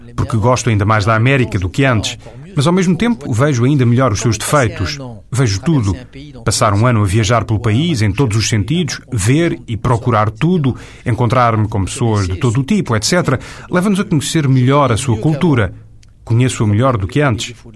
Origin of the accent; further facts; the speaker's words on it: France; Mas eu sou francês, sou europeu de origem francesa, escrevo para os europeus